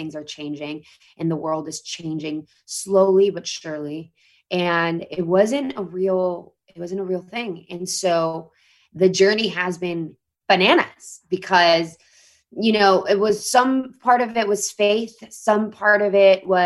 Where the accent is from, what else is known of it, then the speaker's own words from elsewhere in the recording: Mexico City, Mexico; moved away as an adult; now in Los Angeles, United States; I grew up in a country, Mexico, and I grew up in Mexico City in the 90s